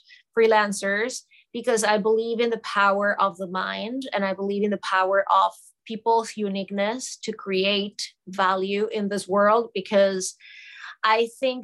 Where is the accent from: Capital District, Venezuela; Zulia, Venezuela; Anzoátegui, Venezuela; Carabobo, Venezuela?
Capital District, Venezuela; Caracas; moved away as an adult; now in New York City, United States; I was born and raised in Caracas, Venezuela, and I moved to the United States in the late 90s.